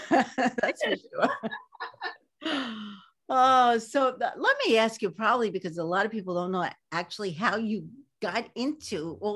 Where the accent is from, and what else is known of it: New York City, New York, United States; born or raised there